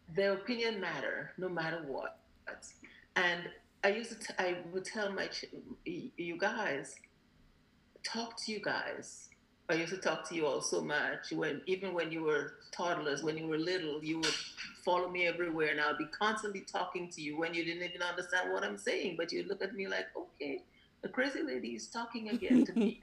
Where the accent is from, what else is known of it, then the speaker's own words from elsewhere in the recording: Grenada; also born or lived in Alabama / New York; now in California, United States; as a child growing up in Grenada